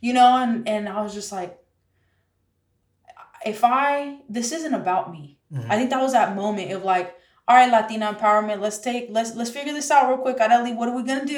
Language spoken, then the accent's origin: English; San Jose, California, United States; we grew up in San Jose together